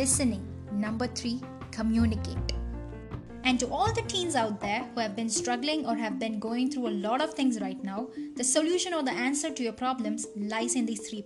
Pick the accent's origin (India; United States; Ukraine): India; as Indian teen myself